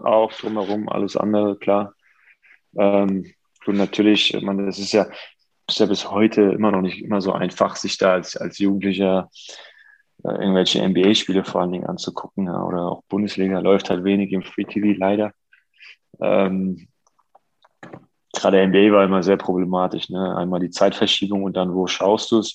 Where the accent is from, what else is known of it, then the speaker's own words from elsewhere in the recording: Offenbach am Main, Hesse, Germany; meiner Heimatstadt Offenbach